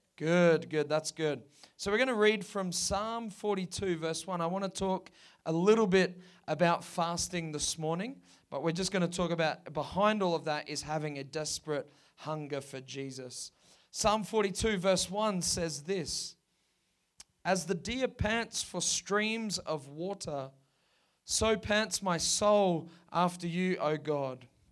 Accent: Perth, Western Australia, Australia; down on the coast where we grew up in Perth.

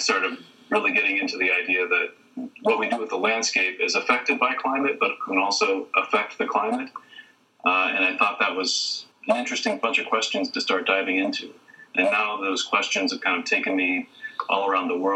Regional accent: a small city near Columbus, Ohio, United States; moved away; I'm from Ohio. I'm from a small city near Columbus, Ohio

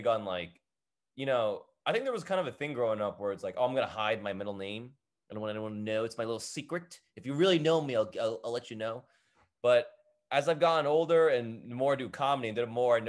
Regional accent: Edison, New Jersey, United States; I grew up in Edison, New Jersey.

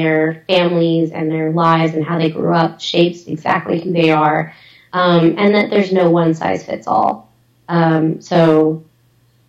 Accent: United States; I'm from the U.S. Like, I was born here, raised here

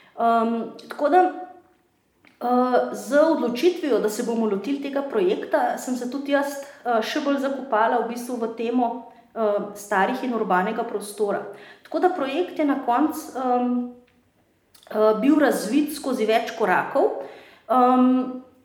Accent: Ljubljana, Slovenia; Jaz sem Ljubljančanka, živim v starem uh, uh, mestnem jedru

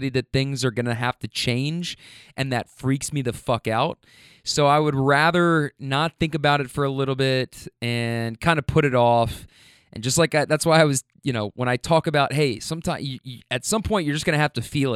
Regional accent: Kentucky, United States; moved away as an adult; also born or lived in Bay Area, California; When I meet people in the Bay and tell them I'm from Kentucky, they mostly say things like, "Wow, you're a long way from home."

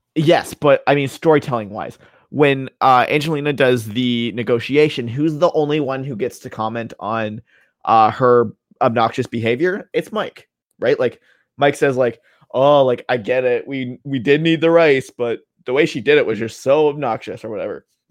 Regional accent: Canada; as a Canadian

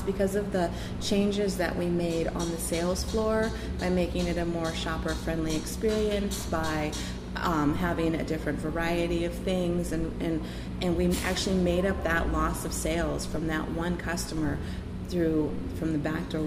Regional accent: Ketchikan, Alaska, United States; I remember growing up in Ketchikan, and I remember all the little stores

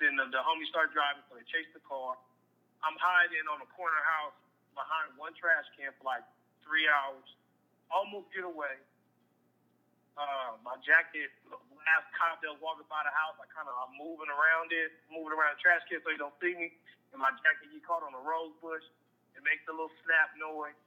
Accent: Lancaster, California, United States; also born or lived in Palmdale, California / San Fernando Valley, California; I'm from Lancaster, L.A. County, but I'm from Lancaster

